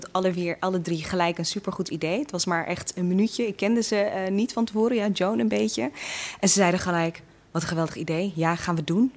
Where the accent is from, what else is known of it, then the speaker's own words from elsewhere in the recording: Assen, Drenthe, Netherlands; also born or lived in Eritrea / Veendam; in Assen ehm, ja, ben ik gewoon helemaal opgegroeid